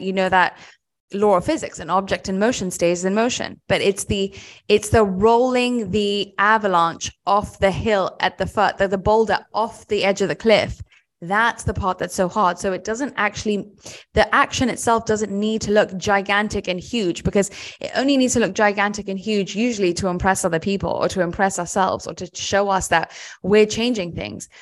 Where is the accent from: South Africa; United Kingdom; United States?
United Kingdom; I'm British